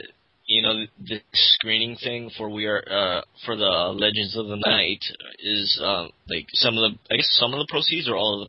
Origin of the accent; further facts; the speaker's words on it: Vancouver, Washington, United States; I am trying to organize one such event in my hometown, Vancouver, Washington.